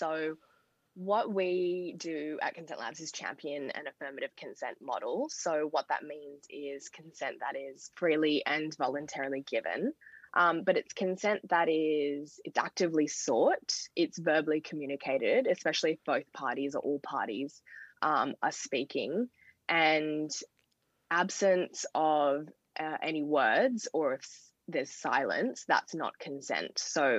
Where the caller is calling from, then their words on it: Sydney, New South Wales, Australia; I'm joining from Gadigal land tonight.